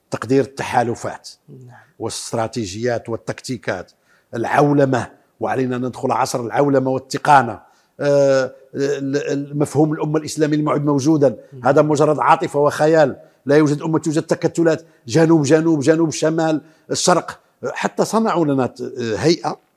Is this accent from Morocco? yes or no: yes; Morocco; وهذا كان الحج سنة كاملة عندنا في المغرب